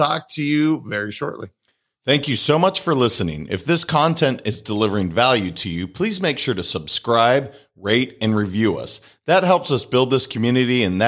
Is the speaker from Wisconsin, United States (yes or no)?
yes; Wisconsin, United States; Being that I was born in Wisconsin